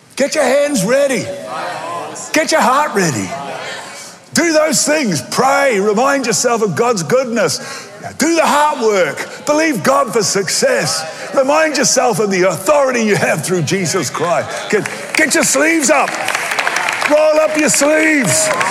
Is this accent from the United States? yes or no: no; Australia; accent: Aussie; in my Aussie accent